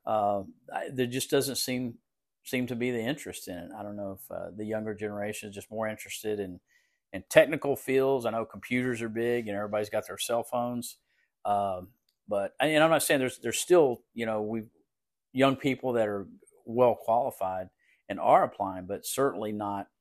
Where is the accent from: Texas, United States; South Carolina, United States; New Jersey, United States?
Texas, United States; Woodsboro; moved away; also born or lived in Austin, Texas; I'm from Woodsboro, grew up in Woodsboro.